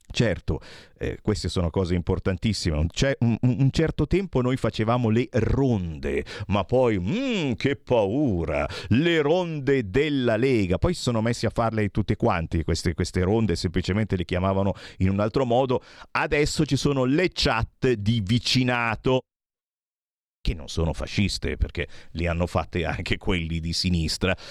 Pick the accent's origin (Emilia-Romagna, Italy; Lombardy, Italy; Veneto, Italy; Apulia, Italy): Lombardy, Italy; Cassano Magnago; nella mia Cassano Magnago, in provincia di Varese